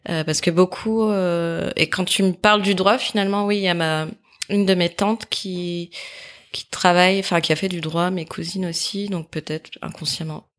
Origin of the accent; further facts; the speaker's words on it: near Saint-Étienne, Auvergne-Rhône-Alpes, France; moved away as an adult; also born or lived in Lyon; j'ai grandi à côté de Saint-Étienne, euh, où j'ai vécu en famille avec euh, mes parents.